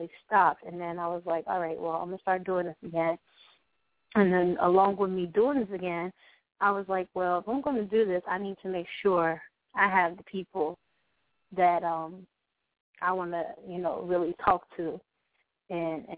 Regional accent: North Carolina, United States; now in New York, United States; I'm a North Carolina girl. I'm a country girl, but I moved to New York

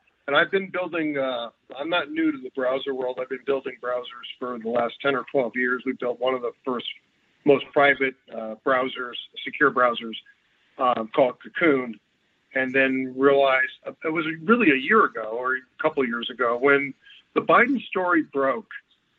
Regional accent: United States; And as an American and this, I was wondering what my U.S. history would where that would take me.

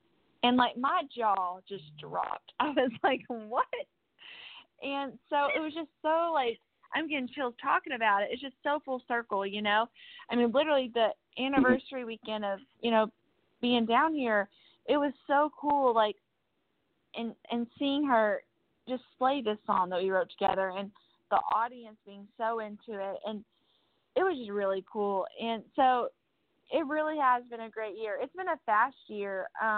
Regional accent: Kentucky, United States; moved away as an adult; now in Nashville, United States; I'm from Kentucky

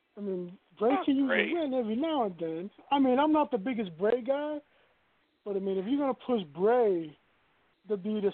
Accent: Florida, United States; from Florida

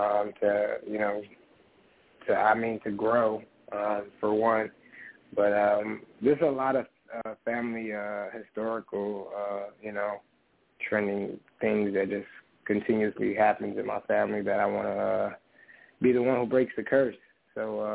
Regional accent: Pontiac, Michigan, United States; growing up in Pontiac

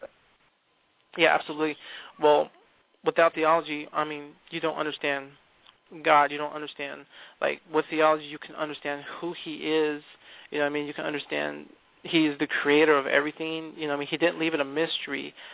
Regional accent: California, United States; moved away; we come from California. Um, we grew up in uh, Calvary Chapel uh, over in California

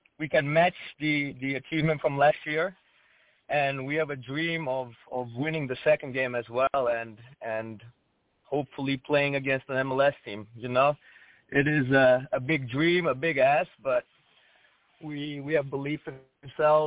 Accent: around Alba Iulia, Alba County, Romania; now in Cleveland, United States; I was born over there in a small city around Alba Iulia, but my parents are from around Cluj

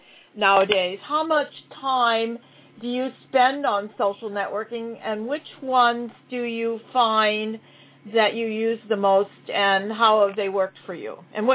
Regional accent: Hawaii, United States; I'm from Hawaii.

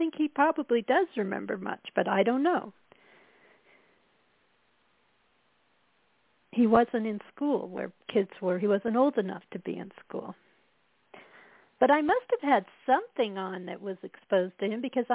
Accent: Colorado, United States; moved away; also born or lived in Midwest; I was from Colorado

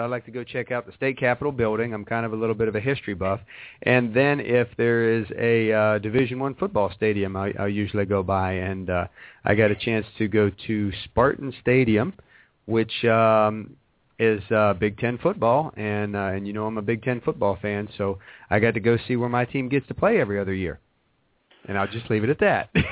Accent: Wheeling, West Virginia, United States; moved away; I was born in West Virginia. I was born in Wheeling

